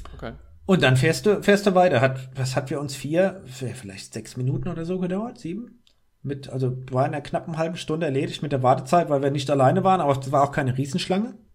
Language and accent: German; Rhineland-Palatinate, Germany; als Rheinland-Pfälzer in Rheinland-Pfalz